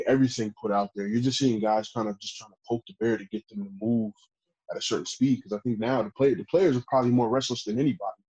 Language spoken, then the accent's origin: English; United States; As an American player